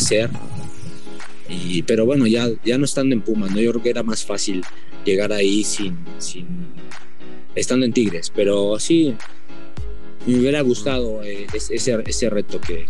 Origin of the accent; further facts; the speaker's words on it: Mexico City, Mexico; yo soy, bueno, de Tepito